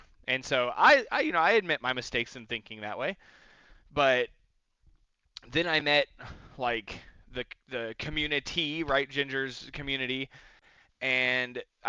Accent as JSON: {"language": "English", "country": "Mexico", "tie": "born there", "said": "Because, like, yes, I was born in Mexico, but both my parents are just U.S. citizen born. Like, my dad's from Texas and my mom's from Tennessee, so, like, I'm just in a weird situation."}